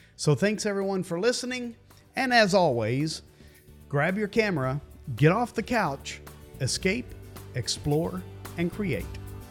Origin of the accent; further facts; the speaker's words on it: United States; I grew up near the Great Smoky Mountains, And for me, those mountains are always home.